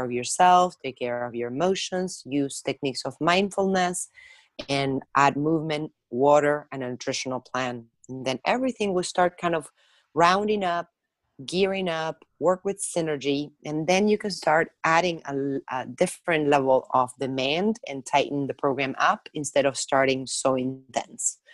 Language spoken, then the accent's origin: English; Argentina; moved away as an adult; also born or lived in France; now in United States; I was born in Argentina, and at this point, I spent half of my life in the United States. I came here when I graduated from my hospitality degree.